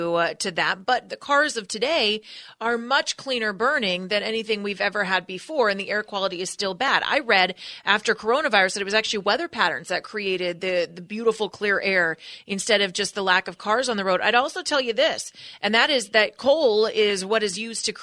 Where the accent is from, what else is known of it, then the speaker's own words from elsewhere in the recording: California, United States; I grew up in California. I was born and raised here.